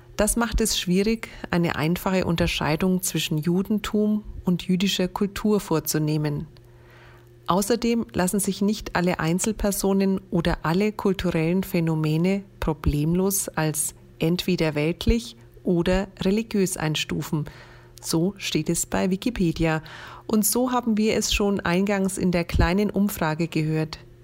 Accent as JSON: {"language": "German", "area": "Franconia", "region": "Bavaria", "country": "Germany", "said": "meine Heimat, mein Franken"}